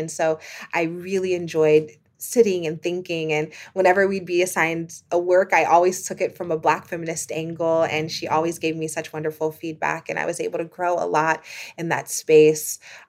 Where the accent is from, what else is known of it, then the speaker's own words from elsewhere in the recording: Midwest, United States; And me, you know, a poor Black girl growing up in the Midwest of the United States, I had never heard of Columbia.